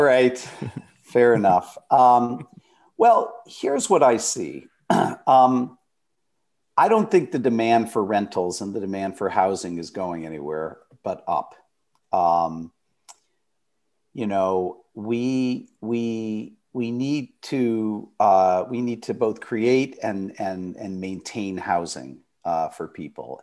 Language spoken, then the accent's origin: English; Detroit, Michigan, United States; moved away as an adult; I was born in Detroit, Michigan